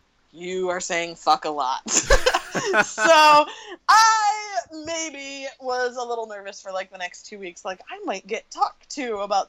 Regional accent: Michigan, United States; moved away as an adult; also born or lived in Los Angeles, California; I grew up in Michigan, but I had I'd been away from Michigan almost as long as I had grew up in Michigan.

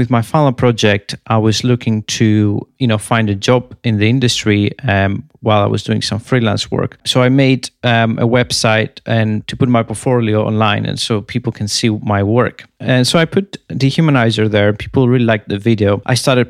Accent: Athens, Attica, Greece; moved away as an adult; also born or lived in Crete, Greece / Edinburgh, United Kingdom; I'm from Athens, originally from Greece, and I moved to Crete to study.

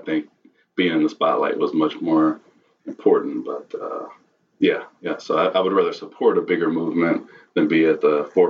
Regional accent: Austin, Texas, United States; Yes, I grew up in South Austin. Pretty much lived within a 2-mile radius of everywhere that, you know, all my homes in the South were always kind of in the same area and community.

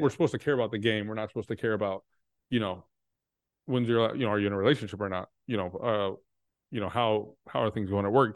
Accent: Texas, United States; I'm from Texas

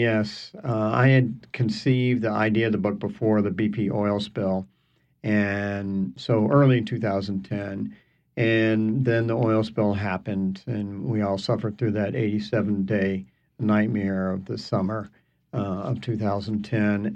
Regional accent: Largo, Florida, United States; also born or lived in Fort Walton Beach, Florida; I grew up on the Gulf in the 60s and the 70s and beyond and um, first on the Florida Panhandle in the Fort Walton Beach area in Santa Rosa Sound, and then uh, my family moved down to the Tampa Bay area, and that's where I spent most of my my years

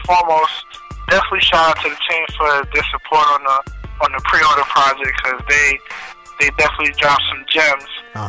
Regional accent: New York City, New York, United States; also born or lived in Harlem, New York City; I'm an artist, rap artist that's straight out of New York City. You know, born and raised in Brooklyn. But, you know, I was able to lay my head down in Harlem for a minute.

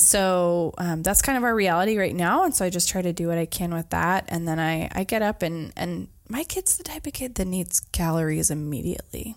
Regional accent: Brightwood, Oregon, United States; moved away as an adult; also born or lived in McMinnville, Oregon / Colorado; I grew up in Brightwood

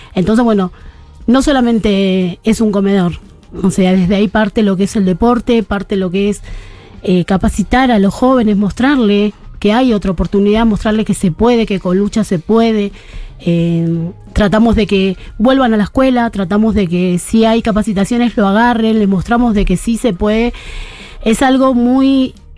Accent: Buenos Aires, Argentina; also born or lived in Barrio Padre Mugica, Buenos Aires; nací y me crié en la Villa 2124

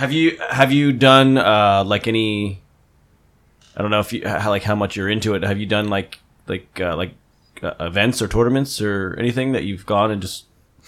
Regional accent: New Jersey, United States; now in California, United States; I'm like right on the border of Pennsylvania and New Jersey, so it's like right on the Delaware River.

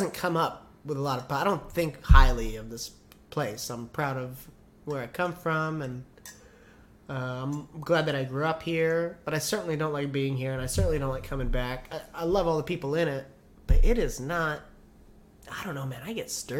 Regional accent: Fresno, California, United States; born or raised there

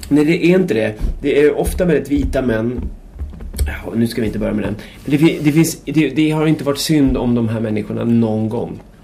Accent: Märsta, Stockholm County, Sweden; jag är uppväxt i Märsta

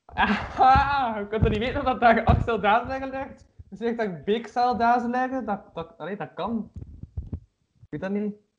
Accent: Kortrijk, Flanders, Belgium; ik ben van Kortrijk

